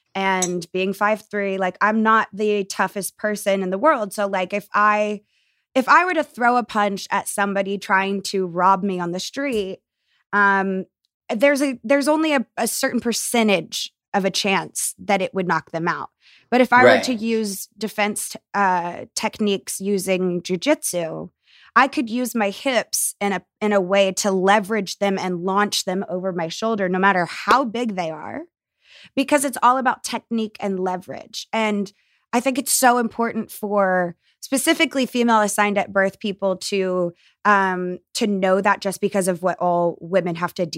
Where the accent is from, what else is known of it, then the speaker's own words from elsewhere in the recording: the South, United States; a lot of the beliefs that were forced onto me as a kid growing up in the South were actually more harmful to me as an adult.